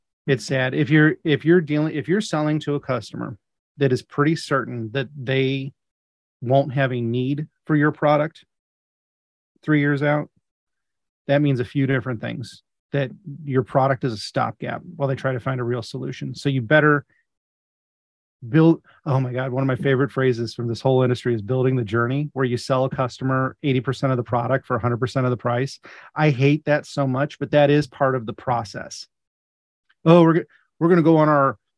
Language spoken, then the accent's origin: English; Midwest, United States; I'm from the Midwest